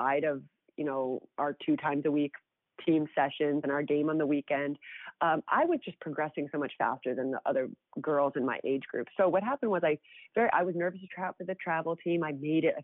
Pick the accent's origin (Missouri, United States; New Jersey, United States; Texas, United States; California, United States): New Jersey, United States; also born or lived in Sweden; growing up in North Jersey, I was really fortunate to have wonderful coaches